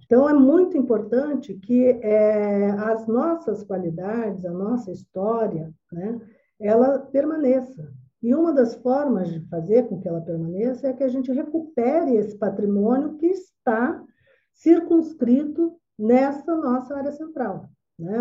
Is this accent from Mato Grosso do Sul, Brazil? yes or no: yes; Campo Grande, Mato Grosso do Sul, Brazil; Eu sou campo-grandense